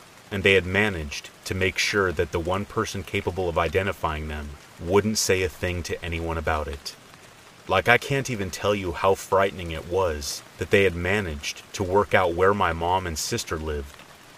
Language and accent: English; Illinois, United States; Since we're from Illinois, the popular destination of Bachelor's Grove Cemetery immediately came to mind, and it was settled upon.